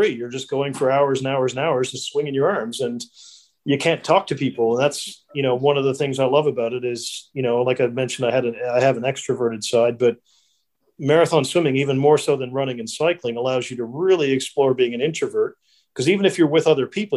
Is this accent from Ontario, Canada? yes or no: no; Corner Brook, Newfoundland and Labrador, Canada; also born or lived in Australia; now in New Zealand; I'm from a little town called Cornerbrook, Newfoundland in Canada.